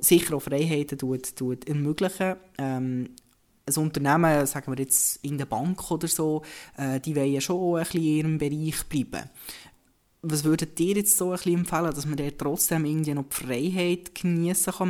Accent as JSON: {"language": "German", "region": "Bern", "country": "Switzerland", "accent": "Bernese German", "said": "Als Berner kann ich sagen"}